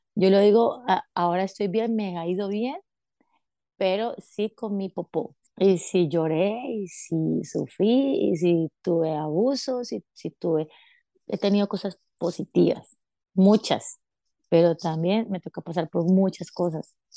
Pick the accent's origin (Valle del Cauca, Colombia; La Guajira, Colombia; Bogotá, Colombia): Valle del Cauca, Colombia; Cali; moved away as an adult; now in Paris, France; soy de Cali, Colombia